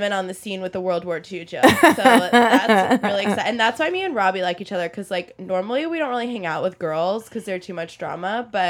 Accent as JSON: {"language": "English", "region": "Oklahoma", "country": "United States", "tie": "born or raised there", "moved": "yes", "lives_now": "New York, United States", "said": "people my whole life asked me if I was from New York because my dad's from Philly. And I had this like East Coast energy yeah. for this Jew raised in Oklahoma."}